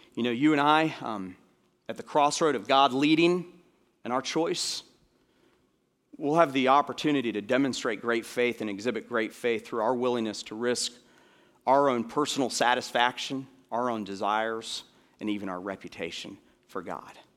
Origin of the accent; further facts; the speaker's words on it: Florida, United States; moved away; I grew up in Florida